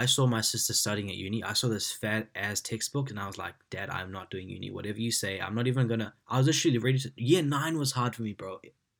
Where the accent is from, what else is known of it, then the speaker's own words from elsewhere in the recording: India; But now, man, I actually love our culture. Like, I love being Indian. I love our food, our music, the way we are.